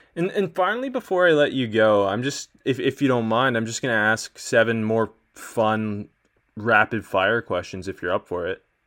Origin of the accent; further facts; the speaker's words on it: Canada; I'm Canadian